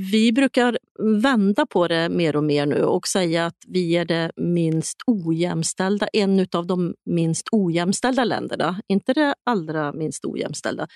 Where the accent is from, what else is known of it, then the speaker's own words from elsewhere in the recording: Sweden; som svensk